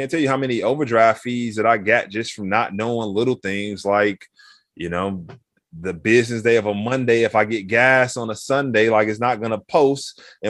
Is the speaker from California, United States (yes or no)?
no; Chicago, Illinois, United States; So mentioned I grew up 103rd in Michigan, the Roseland neighborhood, right?